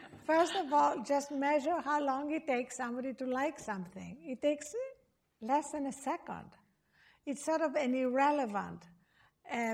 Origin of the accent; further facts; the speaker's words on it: Greece; I was born in Greece